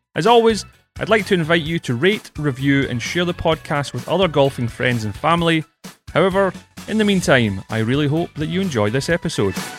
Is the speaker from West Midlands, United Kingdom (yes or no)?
no; Scotland, United Kingdom; moved away; I'm Scottish